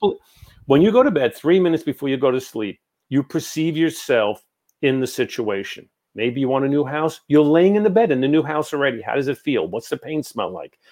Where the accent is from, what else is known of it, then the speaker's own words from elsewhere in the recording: New York, United States; I'm from New York